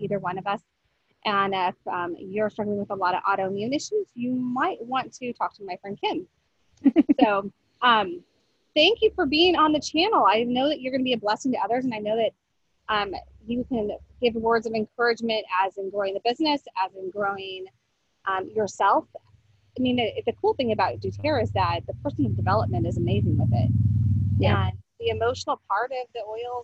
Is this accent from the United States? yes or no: yes; Colorado, United States; moved away; I was from Colorado